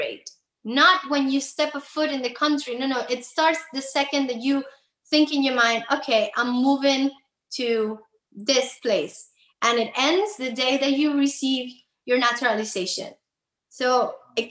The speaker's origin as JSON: {"language": "English", "region": "Havana", "country": "Cuba", "tie": "born or raised there", "moved": "as an adult", "lives_now": "Miami, United States", "said": "I was actually born and raised in Cuba, in Havana. I moved to Miami when I was 25 years old"}